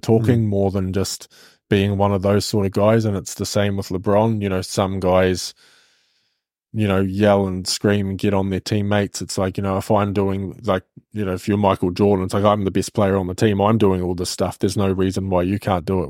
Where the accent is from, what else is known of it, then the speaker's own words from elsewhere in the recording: Hamilton, Waikato, New Zealand; we're both from Hamilton, we actually went to high school together